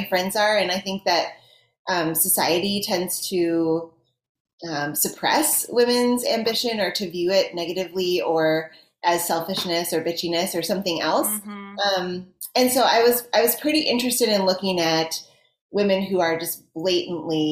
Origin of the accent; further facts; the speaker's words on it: Minnesota, United States; I'm from Minnesota